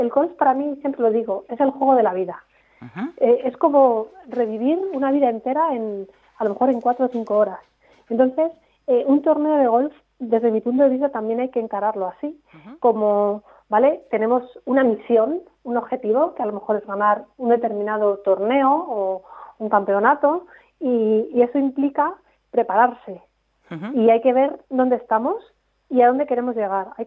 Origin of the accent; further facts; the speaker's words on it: Castile and León, Spain; accent: Segovian; así hablando con gente de península ya es más difícil, me sale mi acento de verdad.